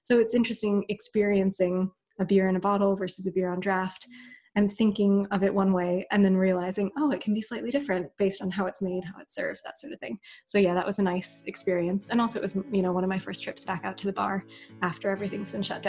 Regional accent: United States; now in United Kingdom; The other thing as well, growing up in the States and then moving to the UK, which is where I'm based now

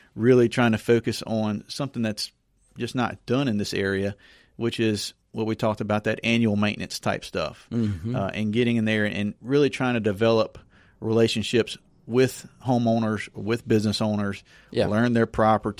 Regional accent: Zachary, Louisiana, United States; me and Ricky, we grew up in the trailer park across

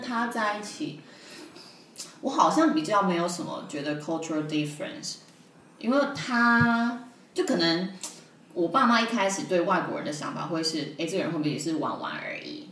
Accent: Taiwan; 我就台湾人

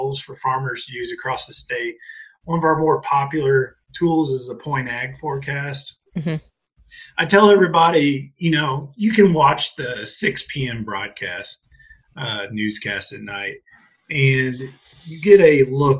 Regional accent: Vincennes, Indiana, United States; moved away as an adult; now in Kentucky, United States; I grew up in Vincennes, Indiana

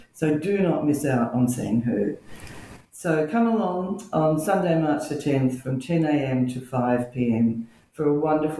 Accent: Healesville, Victoria, Australia; I grew up in Healesville, born here in 1961

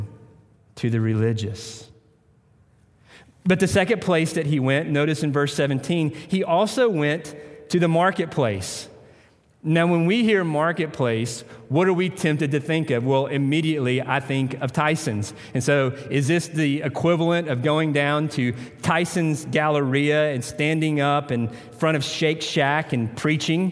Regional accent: Tennessee, United States; moved away; I'm from Tennessee

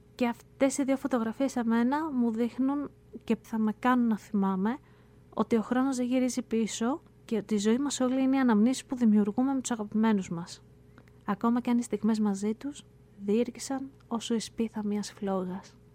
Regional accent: Greece; now in United States; Εμεί που μένουμε πολύ μακριά, ε, εμεί που είμαστε εδώ στην Αμερική

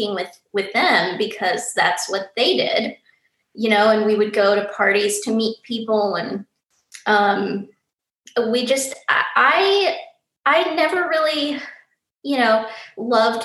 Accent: St. Louis, Missouri, United States; moved away as an adult; also born or lived in Kansas City; now in Nashville, United States; I'm from St. Louis, went to school in Kansas City

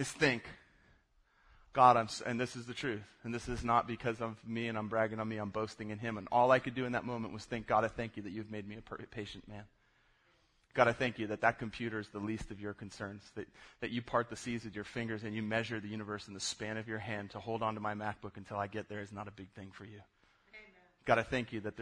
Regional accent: South Florida, United States; I grew up in South Florida

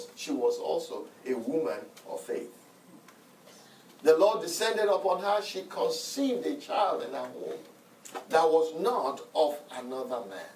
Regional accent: Nigeria; Growing up in Nigeria as a young man

